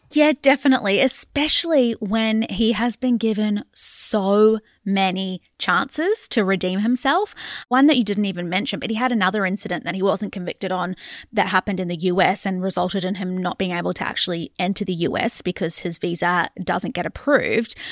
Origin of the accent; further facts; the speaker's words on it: Australia; us being the Australian public